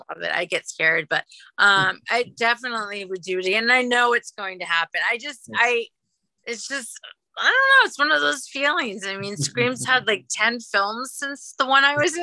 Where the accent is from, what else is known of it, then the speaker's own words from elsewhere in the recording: Los Angeles, California, United States; I grew up in Los Angeles.